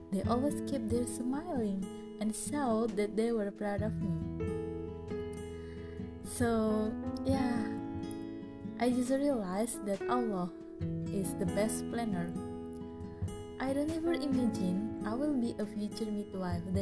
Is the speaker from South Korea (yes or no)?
no; Indonesia; I'm a midwife from Indonesia